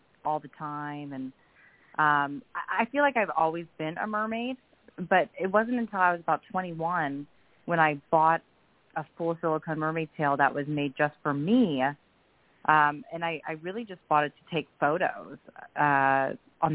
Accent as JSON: {"language": "English", "region": "Florida", "country": "United States", "tie": "born or raised there", "said": "I'm a born and raised Floridian"}